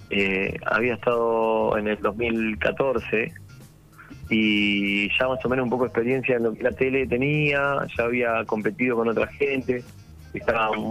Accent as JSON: {"language": "Spanish", "town": "La Plata", "region": "Buenos Aires Province", "country": "Argentina", "said": "Mira, eh, yo soy platense y un día voy a ver una banda allá en La Plata"}